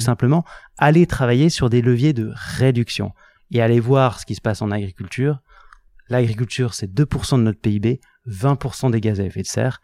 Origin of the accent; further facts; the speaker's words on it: Lille, Hauts-de-France, France; moved away as an adult; also born or lived in Grenoble / Paris / Hong Kong / Singapore; je suis originaire de Lille à la base